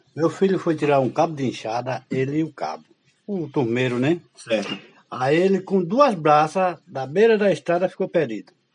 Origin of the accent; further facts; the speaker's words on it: Alagoas, Brazil; Em Alagoas, eu nunca saí de Alagoas